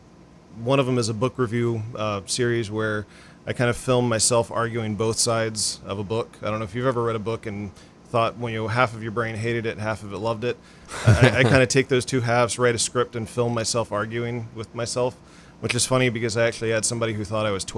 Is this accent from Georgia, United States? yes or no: yes; Stone Mountain, Georgia, United States; moved away; I grew up in the Atlanta area, a little town called Stone Mountain